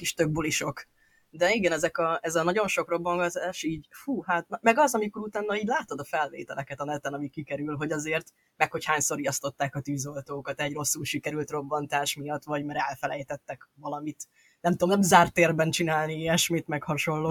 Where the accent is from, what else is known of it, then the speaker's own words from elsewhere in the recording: Budapest, Hungary; én ugye budapesti gyerek vagyok